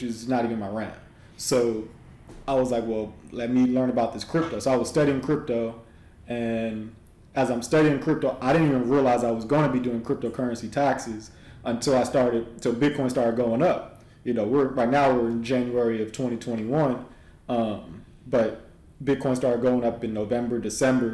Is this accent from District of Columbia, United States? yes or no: no; Los Angeles, California, United States; moved away as an adult; also born or lived in Houston; I'm originally from Southern California, so LA is where I'm originally from